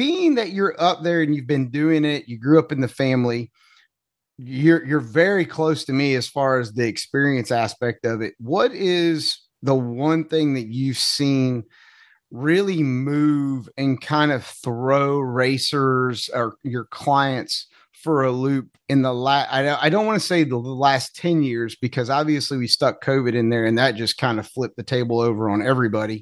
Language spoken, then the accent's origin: English; North Carolina, United States; I'm from North Carolina, and that's just not how we say it in North Carolina